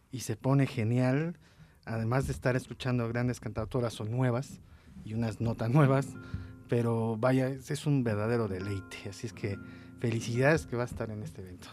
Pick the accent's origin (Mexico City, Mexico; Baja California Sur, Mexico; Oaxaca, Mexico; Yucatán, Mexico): Mexico City, Mexico; Soy de la Ciudad de México.